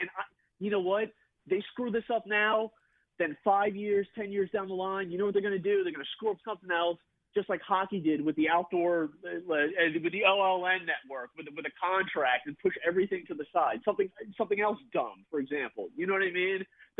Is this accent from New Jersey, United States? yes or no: yes; New Jersey, United States; you know, 37, I grew up in South Jersey, I've had season tickets for 20 years